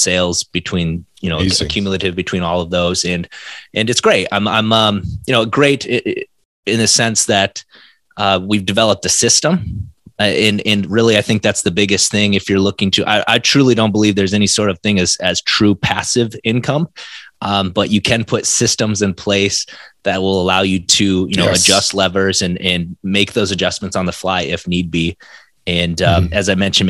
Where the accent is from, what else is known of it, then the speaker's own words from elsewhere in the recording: South Dakota, United States; moved away as an adult; now in Minneapolis, United States; I'm originally from South Dakota